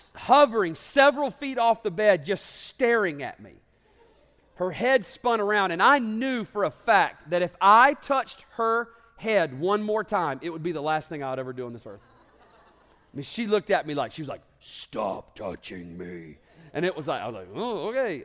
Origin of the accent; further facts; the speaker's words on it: North Georgia, United States; also born or lived in Alabama; I grew up in North Georgia